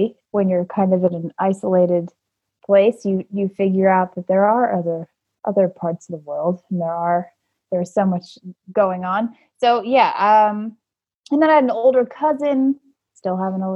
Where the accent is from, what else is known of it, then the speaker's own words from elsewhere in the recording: Fredericksburg, Virginia, United States; I grew up in Fredericksburg, Virginia